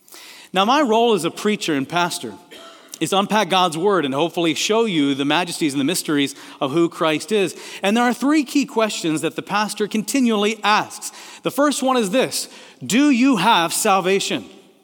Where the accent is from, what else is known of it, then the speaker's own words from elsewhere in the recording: Kenya; also born or lived in Tanzania; I grew up in Kenya and Tanzania, East Africa, and when you say Bwana Sifiwe, which means praise the Lord, everybody responds and says, amen.